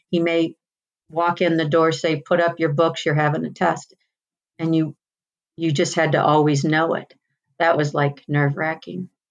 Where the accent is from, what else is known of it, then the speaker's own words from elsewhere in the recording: Union, Missouri, United States; now in Cave Creek, United States; I grew up in Missouri, about an hour southwest of St. Louis at the north end of the Ozarks in a town called Union